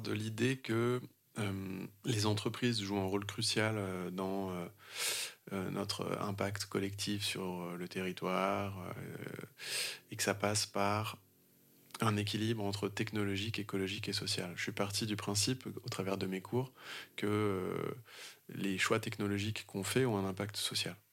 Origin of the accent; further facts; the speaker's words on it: Vannes, Brittany, France; chez moi en Bretagne, à Vannes, sur le golfe du Morbihan